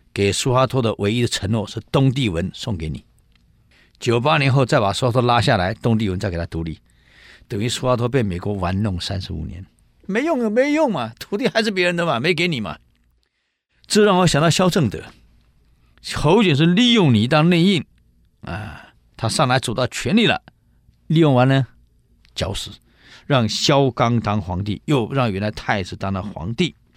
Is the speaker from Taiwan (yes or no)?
yes; Taiwan; 里面有很多我们台湾人呢